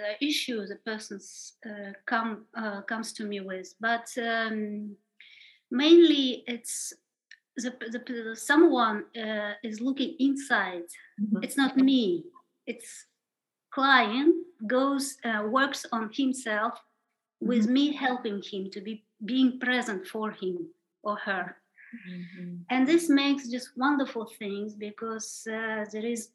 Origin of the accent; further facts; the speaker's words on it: Kazakhstan; moved away; also born or lived in India; I was born in Kazakhstan at the end of the Soviet Union